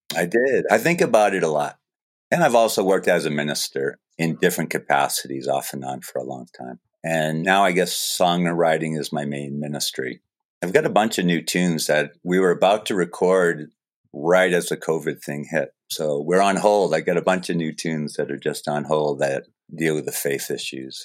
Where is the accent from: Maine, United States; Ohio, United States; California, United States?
Maine, United States; Falmouth; moved away; I grew up in Falmouth